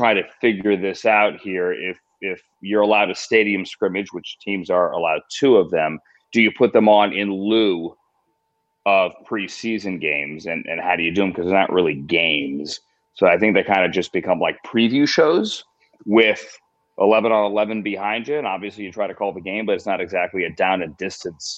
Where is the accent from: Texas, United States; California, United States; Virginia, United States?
Virginia, United States; Northern; I grew up in Northern Virginia